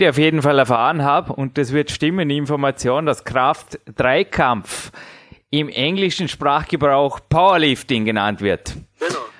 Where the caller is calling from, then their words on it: Austria; English is a second language; I'm still in Austria, and I think, like you, I live, I can say, in a kingdom surrounded with woods